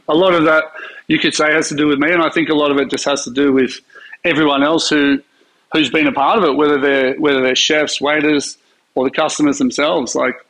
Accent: Sydney, New South Wales, Australia; Well, I'm a Sydney boy. I was born in Sydney.

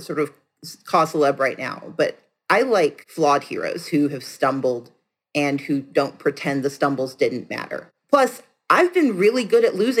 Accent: the South, United States; I'm from the South. Who knew chocolate had a second O in it?

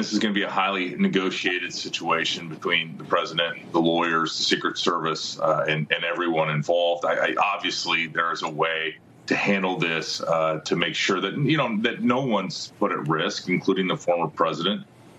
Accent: Iowa, United States; my home state of Iowa.

